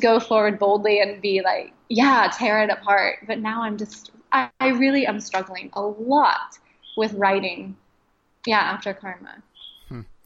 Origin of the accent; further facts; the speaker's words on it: Midwest, United States; growing up in the Midwest, you know, you've got a pretty monochromatic group of friends